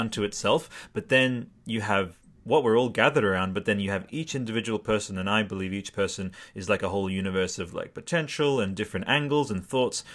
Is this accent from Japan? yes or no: no; Australia; sorry to be really Australian I'm like an Australian grandma